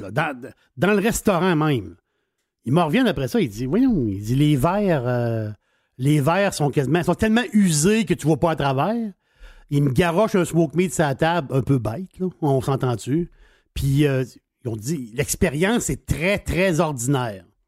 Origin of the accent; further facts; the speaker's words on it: Quebec City, Quebec, Canada; je suis de Québec